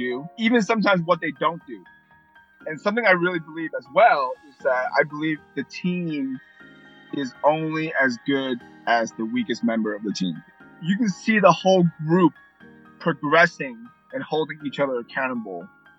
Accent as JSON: {"language": "English", "region": "Connecticut", "country": "United States", "tie": "born or raised there", "also_born_or_lived": "New York City / Hong Kong", "said": "8 or 9 years old, moved to Connecticut. Basically, been in Connecticut ever since."}